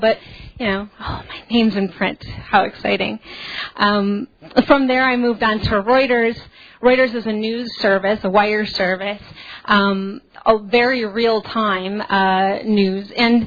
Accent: Burbank, Illinois, United States; I actually am from the South Suburbs. I grew up in Burbank and went to Revis.

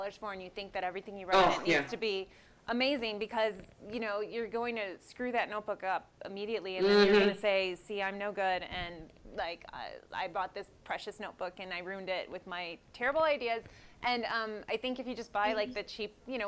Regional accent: Oakland, California, United States; I'm from Oakland

